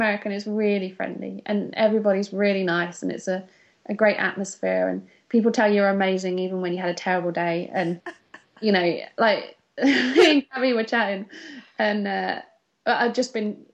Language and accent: English; United Kingdom; we're British.